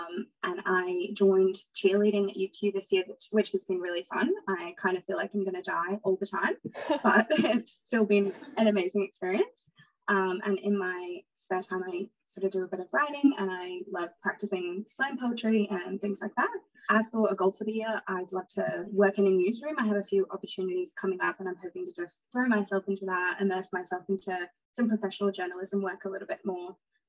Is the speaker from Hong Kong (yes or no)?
yes; Hong Kong; also born or lived in England; now in Australia; So I was raised in Hong Kong and England and then moved later to Australia.